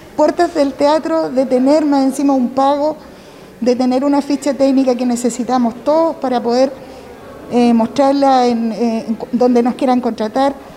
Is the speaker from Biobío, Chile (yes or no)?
no; Maule, Chile; muchos artistas que somos de acá de la región